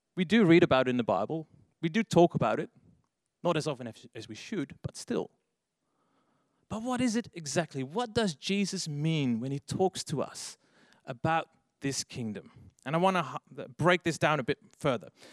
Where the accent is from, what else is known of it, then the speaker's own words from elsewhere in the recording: Netherlands; English is a second language; moved away as an adult; now in Australia; if you hear my accent, I'm actually from overseas. I've lived here in Australia for 10 years already, but. Um, yeah, I'm actually from the Netherlands